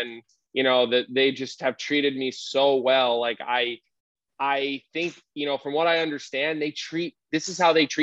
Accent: Philadelphia, Pennsylvania, United States; moved away as an adult; also born or lived in Radnor Township, Delaware County, Pennsylvania; now in Chicago, United States; I grew up here in Philadelphia

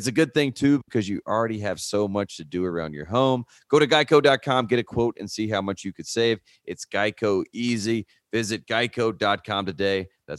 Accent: North Carolina, United States; born or raised there; moved away

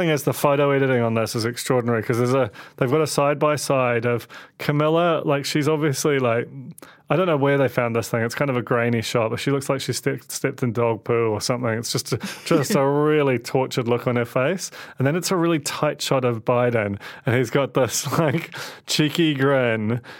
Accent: London, United Kingdom; And I grew up in London

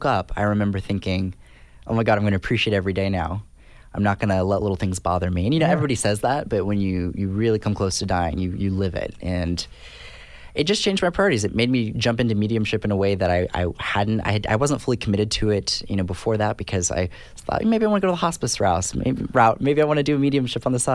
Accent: California, United States; I'm from California, and I went to school in California.

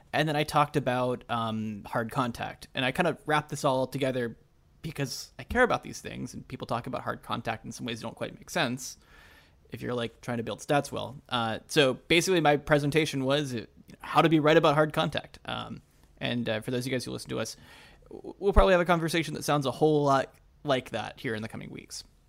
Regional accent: Canada; moved away; I'm a Canadian citizen who hasn't lived there in two decades

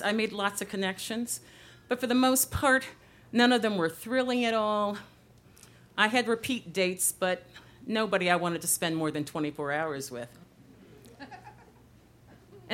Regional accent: Chicago, Illinois, United States; now in Los Angeles, United States; I'm originally from Chicago

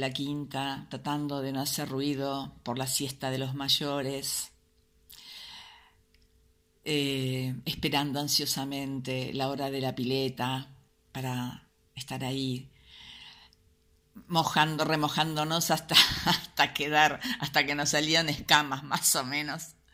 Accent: San Pedro, Buenos Aires Province, Argentina; born there; Soy nacido en San Pedro.

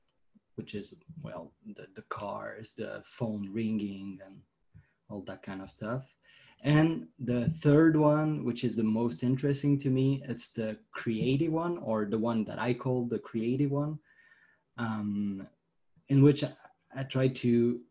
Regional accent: France; I'm from France

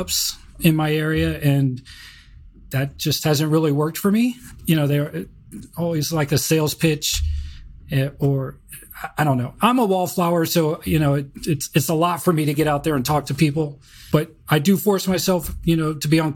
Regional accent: Georgia, United States; moved away; I grew up in Georgia.

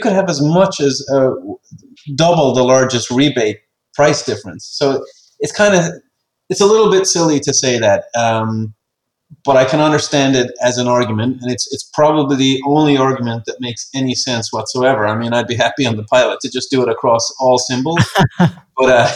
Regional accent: Ireland; I'm an Irish guy.

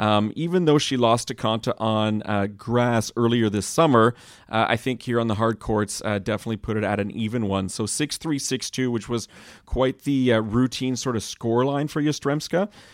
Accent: Montreal, Quebec, Canada; I remember as a kid actually chasing hockey autographs growing up in Montreal

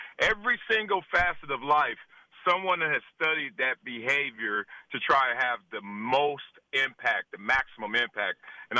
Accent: Compton, California, United States; now in South Central, United States; In simple, I'm a guy from Compton whose mother and father wanted a better life for me.

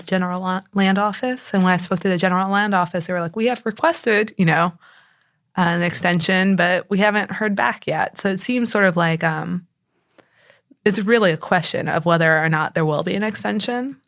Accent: San Antonio, Texas, United States; moved away as an adult; also born or lived in Connecticut; now in Houston, United States; I grew up in San Antonio

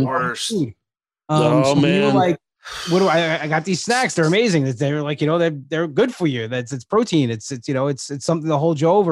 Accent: Long Island, New York, United States; I'm from Long Island

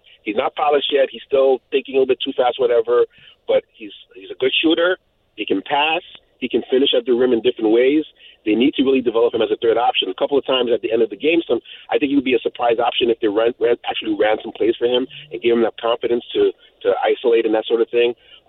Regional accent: Milltown, New Jersey, United States; I'm actually from Milltown.

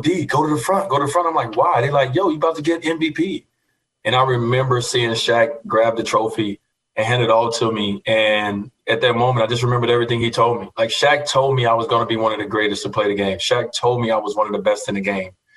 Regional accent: Chicago, Illinois, United States; growing up in Chicago, Michael Jordan

